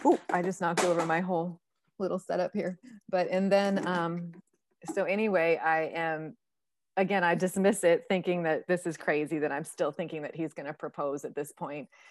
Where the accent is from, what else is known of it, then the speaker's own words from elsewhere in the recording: Northeast, United States; I come from the Northeast